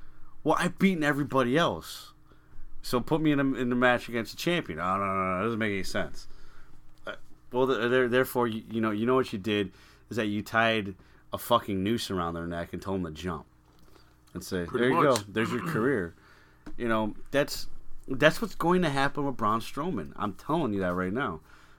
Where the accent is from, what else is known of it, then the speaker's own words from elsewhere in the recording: Chicago, Illinois, United States; growing up in Chicago.